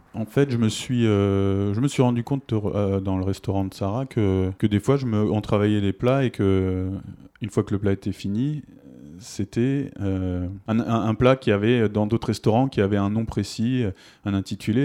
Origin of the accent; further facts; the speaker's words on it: Évreux, Normandy, France; now in Toulouse, France; je suis né à Évreux